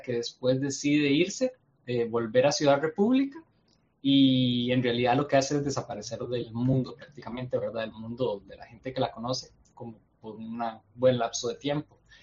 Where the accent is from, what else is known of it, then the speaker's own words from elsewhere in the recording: Costa Rica; yo soy de Costa Rica, estamos cerca